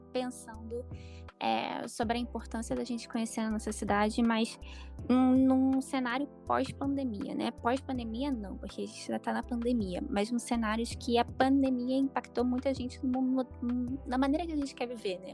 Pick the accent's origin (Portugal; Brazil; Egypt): Brazil; Rio de Janeiro; também sou carioca